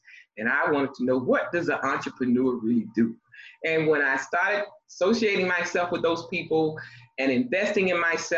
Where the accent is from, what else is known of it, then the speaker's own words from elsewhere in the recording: Miami, Florida, United States; also born or lived in North Carolina; Originally, I was born in North Carolina, and of course, my mom moved me to Miami at the age of 2, from my understanding, because I don't remember. But I was raised in Miami